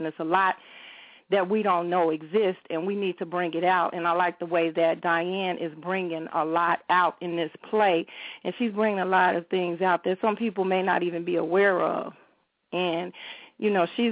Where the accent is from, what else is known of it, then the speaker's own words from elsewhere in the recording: Chicago, Illinois, United States; I grew up in Roseland